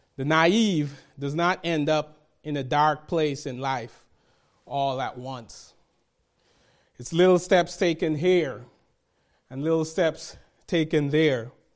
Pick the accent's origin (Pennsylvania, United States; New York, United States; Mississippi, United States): New York, United States; New York City; growing up in Brooklyn, New York, where gangs existed